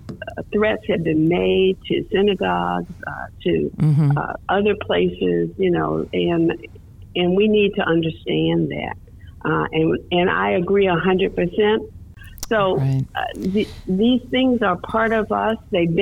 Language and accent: English; United States; now in Florida, United States; We came to Florida 10 years or 20 years or even 40 years ago, but we're not originally from Florida. And generally speaking, I mean, Americans, we really have, we see what we want to see.